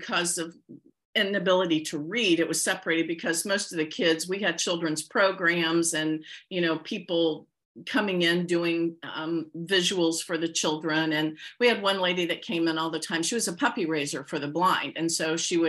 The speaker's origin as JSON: {"language": "English", "area": "near Wilmington", "region": "Ohio", "country": "United States", "tie": "born or raised there"}